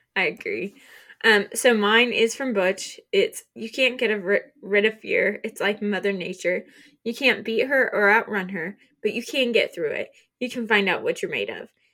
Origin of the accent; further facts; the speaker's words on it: Oklahoma, United States; we're from Oklahoma